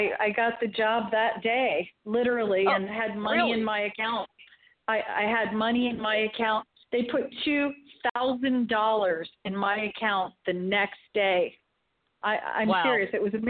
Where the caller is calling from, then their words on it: St. Petersburg, Florida, United States; I'm from St. Petersburg, Florida.